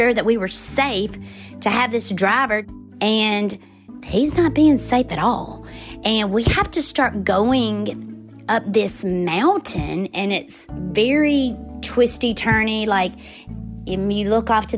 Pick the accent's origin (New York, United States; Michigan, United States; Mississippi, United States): Mississippi, United States; Forest; moved away as an adult; I grew up in Forest, Mississippi, and I lived on the same street as a major chicken plant.